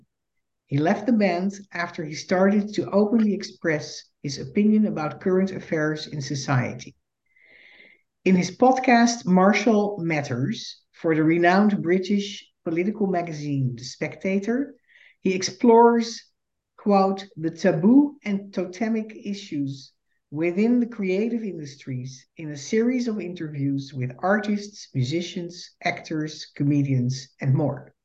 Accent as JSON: {"language": "English", "country": "Netherlands", "moved": "as an adult", "lives_now": "United States", "said": "I am a Dutch Jew and the daughter of Holocaust survivors. In 2006, I immigrated to the United States"}